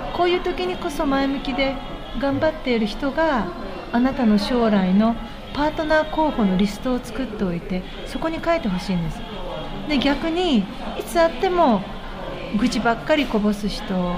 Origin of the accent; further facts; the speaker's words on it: Kansai, Japan; 私関西人です